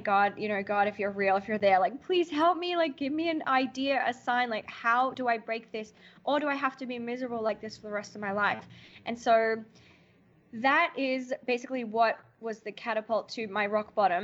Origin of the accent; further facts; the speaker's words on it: Alice Springs, Northern Territory, Australia; moved away as an adult; now in New York, United States; I grew up in Alice Springs, and I've been living in America, New York, for the last 10 years.